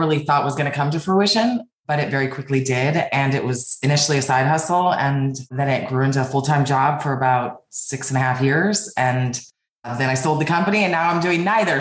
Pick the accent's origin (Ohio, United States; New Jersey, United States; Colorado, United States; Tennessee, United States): Colorado, United States; Denver; moved away as an adult; also born or lived in California / New York City / Spain / New Zealand; So I grew up in Denver, Colorado, and I moved to New York City when I was 25 years old